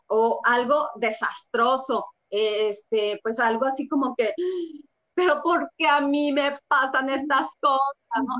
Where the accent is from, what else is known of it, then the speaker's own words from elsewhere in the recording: Mexico City, Mexico; yo nací en el DF